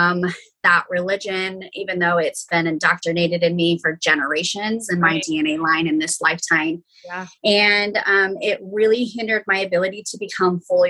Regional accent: Idaho, United States; I was born and raised in Idaho. I'm a small town girl.

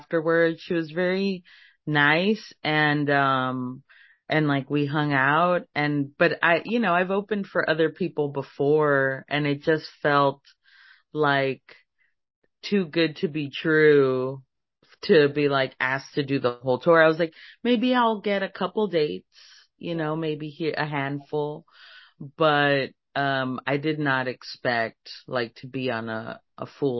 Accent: Laredo, Texas, United States; I'm from Laredo

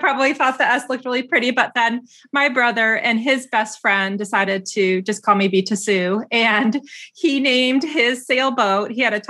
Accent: the Midwest, Michigan, United States; also born or lived in Iran / Indiana; now in California, United States; I grew up in the Midwest

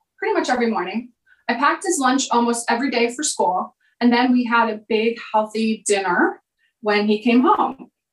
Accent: Bloomsburg, Pennsylvania, United States; I grew up in Pennsylvania in a small town called Bloomsburg

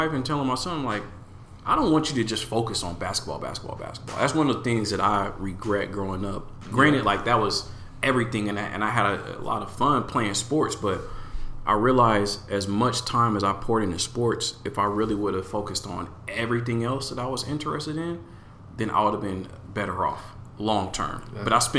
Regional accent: Portland, Oregon, United States; growing up in Portland in the 90s, as a young man, young black man

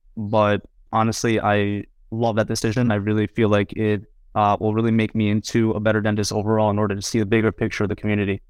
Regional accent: New Jersey, United States; also born or lived in Queens, New York; I grew up alongside him in Jersey, you know, ever since I was four, three or four years old.

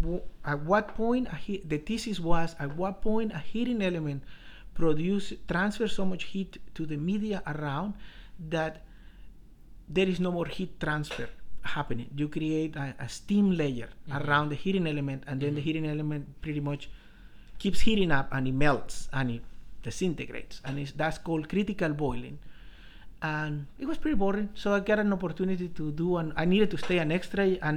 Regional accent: Colombia; moved away as an adult; also born or lived in Bogota, Colombia; now in San Diego, United States; I was born in Colombia. Funny enough, I was born in a ranch, and my dad was a rancher.

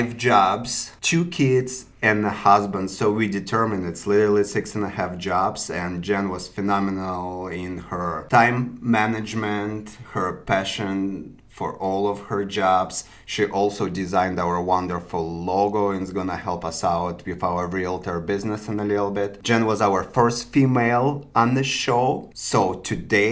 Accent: Belarus; moved away; I'm from Belarus

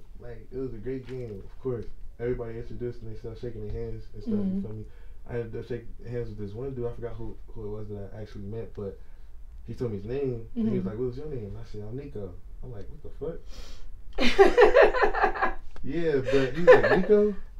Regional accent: Long Beach, California, United States; I'm from Long Beach, California.

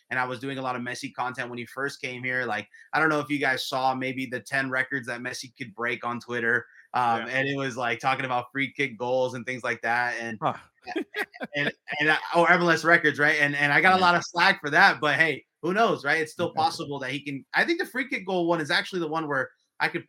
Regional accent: San Jose, California, United States; also born or lived in outside San Francisco; I started off covering the San Jose Earthquakes because it was my hometown club

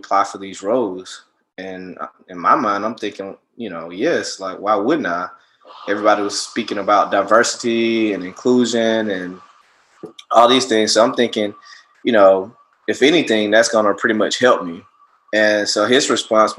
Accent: Montgomery, Alabama, United States; moved away as an adult; also born or lived in Miami, Florida; now in Seattle, United States; I'm from Montgomery, Alabama. I was, you know, born and raised there

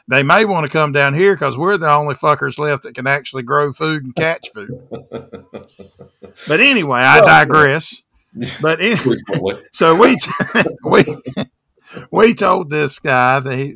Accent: the South, Southern United States, United States; now I'm from the South

